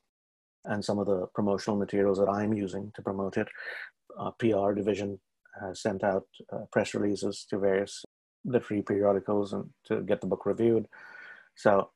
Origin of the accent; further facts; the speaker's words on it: India; moved away as an adult; now in Canada; As an Indian writer, who comes from India